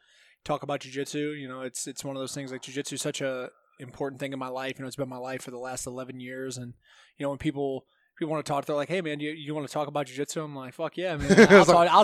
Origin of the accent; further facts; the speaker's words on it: Green, Ohio, United States; I grew up in Green, Ohio. You know, it's a really nice suburb.